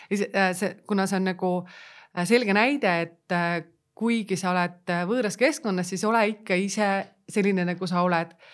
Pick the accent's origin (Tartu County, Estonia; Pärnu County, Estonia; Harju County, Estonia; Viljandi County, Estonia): Pärnu County, Estonia; Pärnu